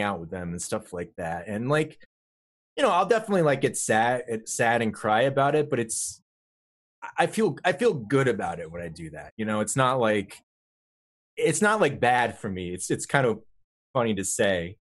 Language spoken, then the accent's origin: English; Vermont, United States; I grew up in Vermont